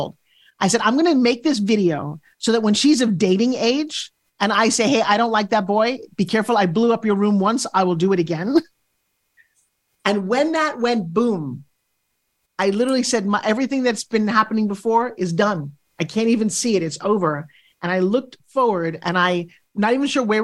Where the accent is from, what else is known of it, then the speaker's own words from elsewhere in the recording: New York, United States; moved away; also born or lived in California; I'm a New Yorker